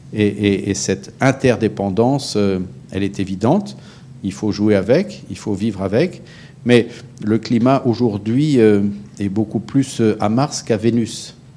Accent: France; je suis un Français de bientôt 60 ans

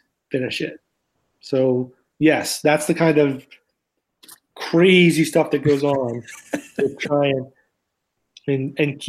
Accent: outside of Philadelphia, Pennsylvania, United States; as a kid and growing up outside of Philadelphia, we went to the Horsham Bookworm

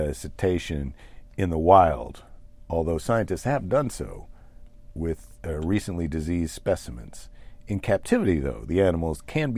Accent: United States; we're American entrepreneurs.

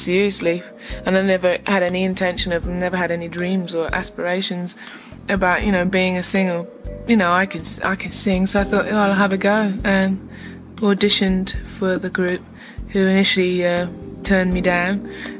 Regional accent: Ibadan, Oyo, Nigeria; moved away; also born or lived in England; I was born in Nigeria, in somewhere called Ibadan

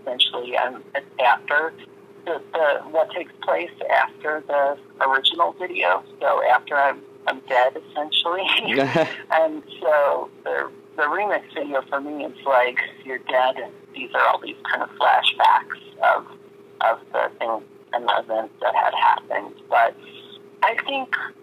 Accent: Miami Beach, Florida, United States; now in New York, United States; growing up in Miami Beach

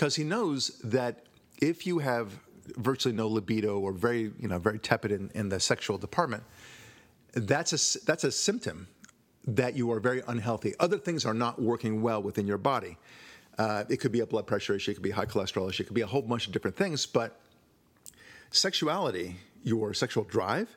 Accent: Israel; moved away; I was born in Israel

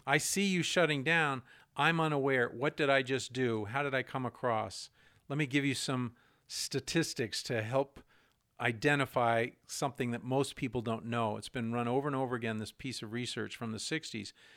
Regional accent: New Hampshire, United States; I'm from New Hampshire

